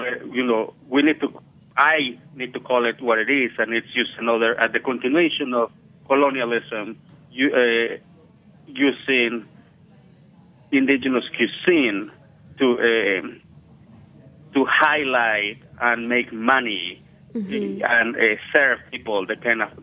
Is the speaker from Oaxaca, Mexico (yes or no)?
yes; Oaxaca, Mexico; I'm from Oaxaca